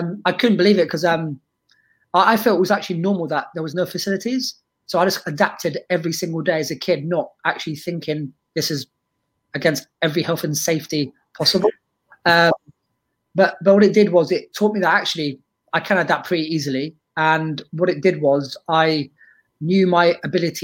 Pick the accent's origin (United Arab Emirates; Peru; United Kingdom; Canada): United Kingdom; London; also born or lived in Lebanon; as a kid growing up in North London